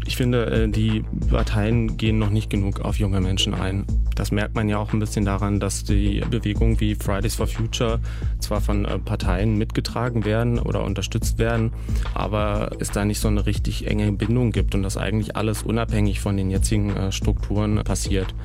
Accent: Börde, Saxony-Anhalt, Germany; ich bin äh, eben in der Börde aufgewachsen

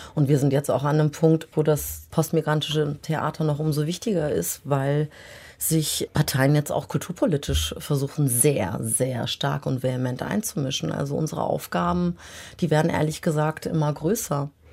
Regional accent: Germany; ich bin in Deutschland geboren und groß geworden

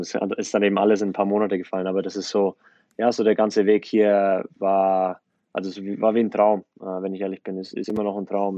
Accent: Germany; now in United States; ich aufgewachsen bin in Deutschland

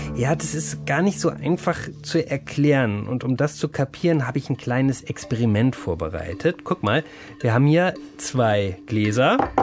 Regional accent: Germany; hier bei uns in Deutschland

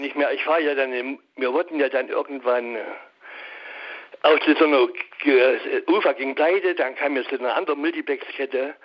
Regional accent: Gera, Thuringia, Germany; moved away as an adult; now in Düsseldorf, Germany; ich komme aus Gera, da habe ich bis 1990 gearbeitet

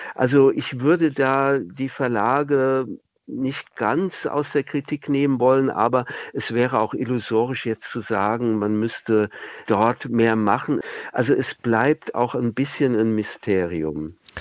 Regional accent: Wiesbaden, Hesse, Germany; moved away; in meiner Heimatstadt Wiesbaden

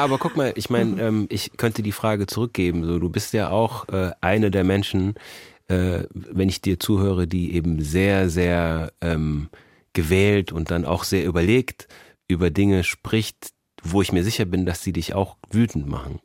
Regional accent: Germany; also born or lived in Austria / United States; bin mit sechs Jahren nach Deutschland gezogen. Also bin hier von der ersten bis zum Abitur

